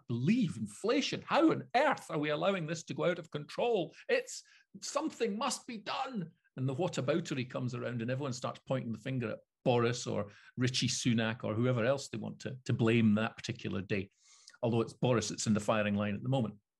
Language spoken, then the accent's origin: English; Scotland, United Kingdom; being Scottish